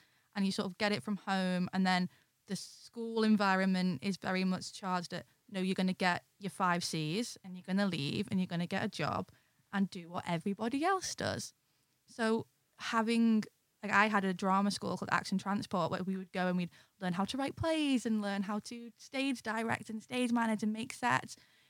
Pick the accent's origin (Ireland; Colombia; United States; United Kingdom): United Kingdom; the Northwest, England; growing up in the Northwest, mm-hmm, in a very, very, I always joke people like, oh, I grew up in the town that Billy Elliot was set in.